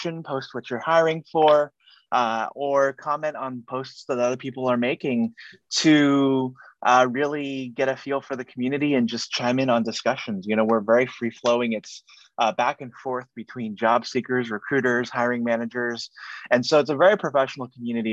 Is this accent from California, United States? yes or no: yes; Silicon Valley, California, United States; I'm here in the San Francisco Bay Area, born and raised here in Silicon Valley